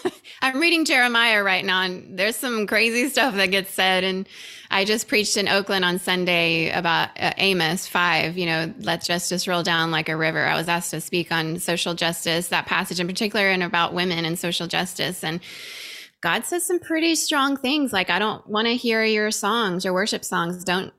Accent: Venezuela; also born or lived in Indonesia; now in California, United States; I grew up in Venezuela in small micro churches as well.

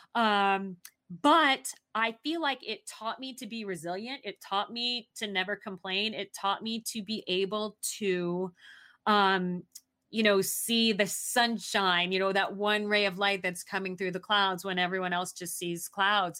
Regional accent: Arizona, United States; moved away; also born or lived in Southeast Asia; I grew up in Arizona

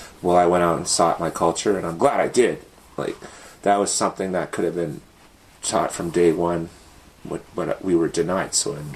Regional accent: Whitefish Lake, Alberta, Canada; also born or lived in Edmonton; I am originally from Atikamegw, Whitefish Lake, Alberta, born in Edmonton.

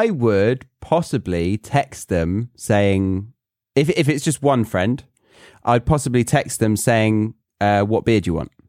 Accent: United Kingdom; so basically, I'm really British because I don't like strangers that I don't like coming to my door and assuming that I'm going to spend time with them.

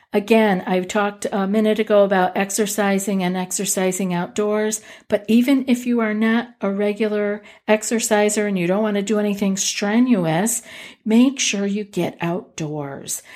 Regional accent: Northeast, United States; I'm from the Northeast

